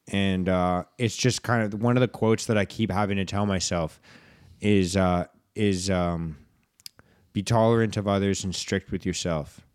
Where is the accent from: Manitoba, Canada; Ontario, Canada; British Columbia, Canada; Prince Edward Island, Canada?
British Columbia, Canada; Vancouver; we grew up in Vancouver here